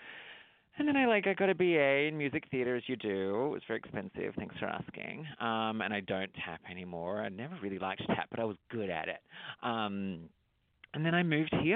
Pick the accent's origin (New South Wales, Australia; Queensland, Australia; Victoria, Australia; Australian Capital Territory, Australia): Victoria, Australia; Traralgon; accent: Australian; moved away as an adult; now in United States; I grew up in a little country town outside of Melbourne, Australia. It's called Turralgon